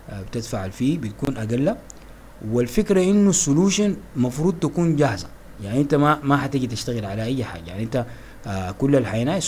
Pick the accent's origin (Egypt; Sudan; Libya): Sudan; انا بفتكر عندنا دائما كسودانيين بنحب حب الامتلاك